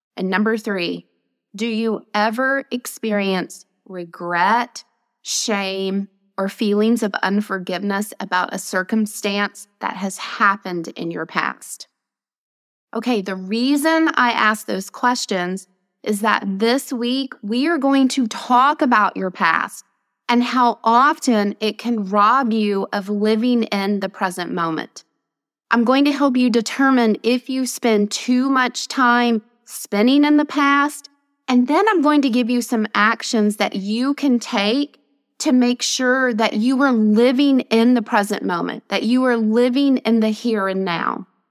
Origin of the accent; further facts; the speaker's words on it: Nashville, Tennessee, United States; I'm a native Nashvilleian